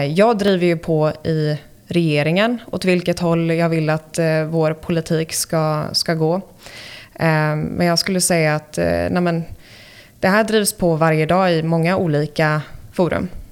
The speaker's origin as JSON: {"language": "Swedish", "country": "United States", "tie": "born or raised there", "also_born_or_lived": "Sweden", "moved": "as an adult", "lives_now": "Stockholm, Sweden"}